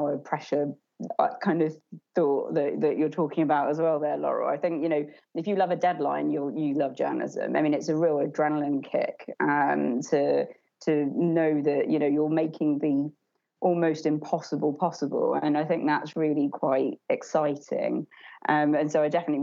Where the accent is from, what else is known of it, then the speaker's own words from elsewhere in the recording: Essex, East of England, United Kingdom; I'm just from Essex and, you know, grew up not really in that kind of community